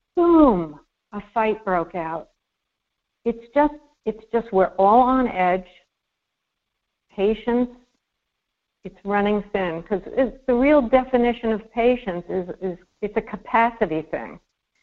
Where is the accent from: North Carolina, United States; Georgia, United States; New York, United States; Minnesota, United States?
New York, United States; New York City; I'm a New Yorker